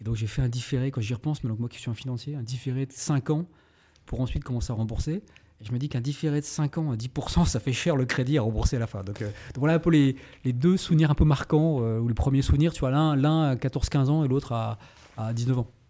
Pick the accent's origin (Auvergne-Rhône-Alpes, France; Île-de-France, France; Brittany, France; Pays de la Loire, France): Brittany, France; Brest; also born or lived in Paris; Je suis né à Brest, Brest même, dirait certains. je suis né à Brest. Effectivement, j'ai fait une grande partie de ma vie jusqu'à la terminale et la prépa.